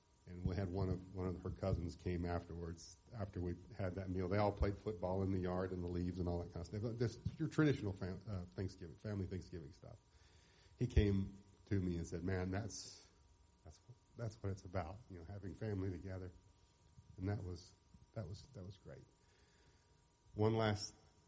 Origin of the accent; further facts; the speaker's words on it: Mount Juliet, Tennessee, United States; I grew up right here in Mount Juliet.